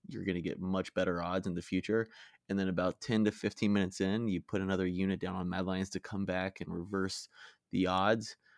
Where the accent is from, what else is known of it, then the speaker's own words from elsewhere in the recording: United States; I'm American